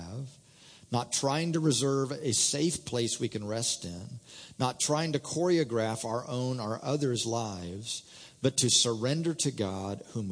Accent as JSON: {"language": "English", "region": "Indiana", "country": "United States", "tie": "born or raised there", "also_born_or_lived": "Oklahoma", "moved": "as an adult", "said": "I was raised in Indiana, came to school out at ORU and lived in Oklahoma"}